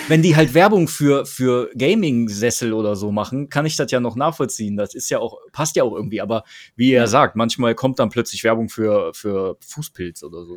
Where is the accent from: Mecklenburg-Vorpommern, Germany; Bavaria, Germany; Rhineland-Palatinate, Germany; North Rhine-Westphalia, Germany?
North Rhine-Westphalia, Germany; Krefeld; Das sagt man uns Krefeldern ja nach, dass wir so freundlich und bescheiden sind.